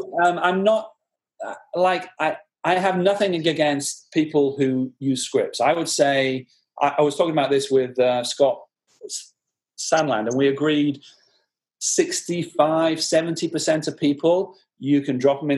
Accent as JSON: {"language": "English", "town": "Blackburn", "region": "North West England", "country": "United Kingdom", "tie": "born there", "accent": "soft Northern", "said": "No, I'm British. I was born in Blackburn in the Northwest."}